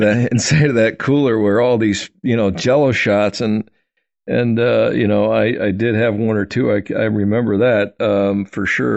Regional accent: Wisconsin, United States; I grew up in Wisconsin

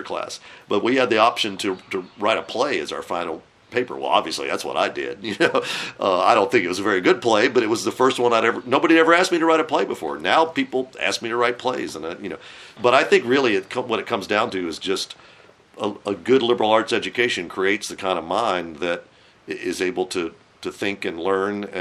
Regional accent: Winston-Salem, North Carolina, United States; I grew up here in Winston-Salem.

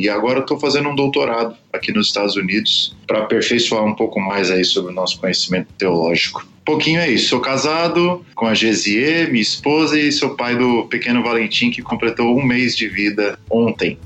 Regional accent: São Paulo, Brazil; also born or lived in Campinas; eu sou brasileiro, morei na cidade de São Paulo praticamente toda a minha vida

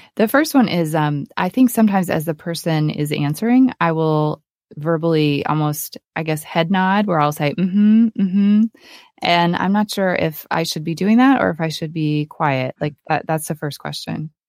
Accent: Oklahoma, United States; moved away as an adult; also born or lived in upstate New York / Malibu, California; I grew up in a small town in Oklahoma

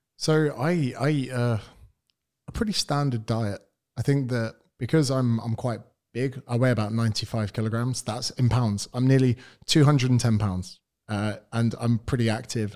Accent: United Kingdom; accent: British; moved away as an adult; now in Australia; I am British. I'm from the United Kingdom.

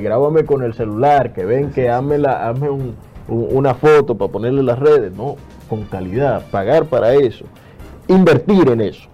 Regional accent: Dominican Republic; yo soy dominicano

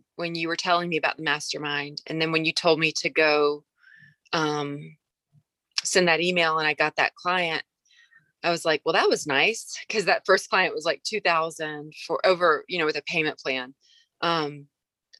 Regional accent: the South, United States; I'm from the South

